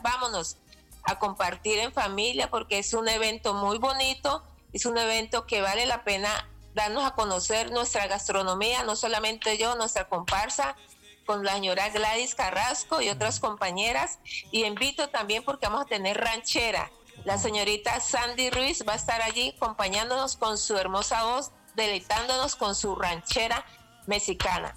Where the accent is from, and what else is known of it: Colombia; now in Netherlands